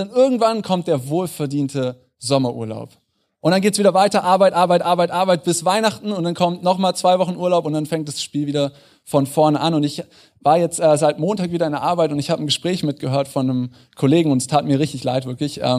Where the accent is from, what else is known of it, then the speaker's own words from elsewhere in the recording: Northern Germany, Germany; now in Munich, Germany; Ich bin vor fünf Jahren nach München gezogen. Ich bin kein Münchner Original. Äh, ich bin zugezogen aus dem Norden.